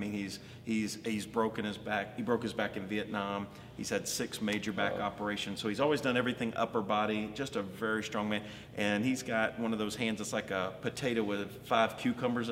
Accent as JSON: {"language": "English", "region": "Alabama", "country": "United States", "tie": "born or raised there", "also_born_or_lived": "Columbus, Georgia", "moved": "yes", "lives_now": "Baltimore, United States", "said": "I was born and raised in Alabama."}